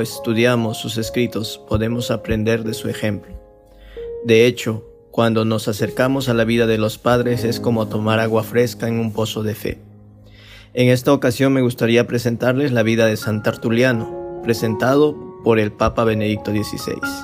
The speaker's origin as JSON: {"language": "Spanish", "country": "Vietnam"}